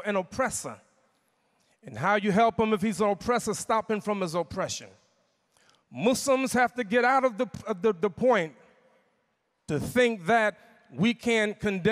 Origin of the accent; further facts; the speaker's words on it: United States; I'm from United States, America